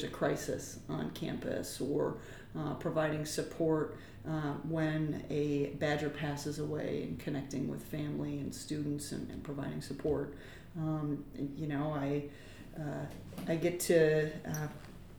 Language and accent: English; just south of the Twin Cities, Midwest, Minnesota, United States; now in Madison, United States; I grew up in the Midwest, in actually just south of the Twin Cities.